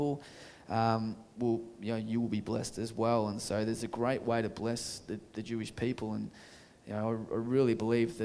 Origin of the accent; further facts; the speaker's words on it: Australia; Aussies, my own people